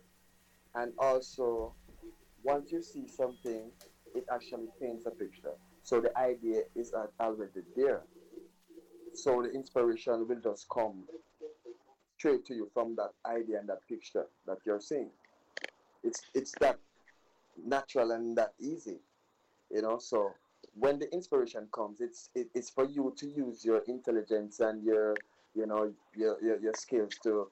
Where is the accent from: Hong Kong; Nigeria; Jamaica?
Jamaica; I'm a Jamaican